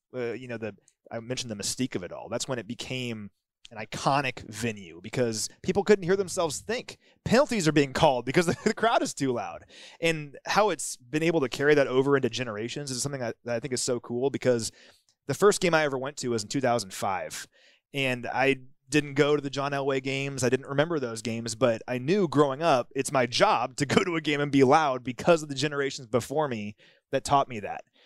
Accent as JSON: {"language": "English", "town": "Kansas City", "region": "Missouri", "country": "United States", "tie": "born or raised there", "said": "I grew up in Kansas City"}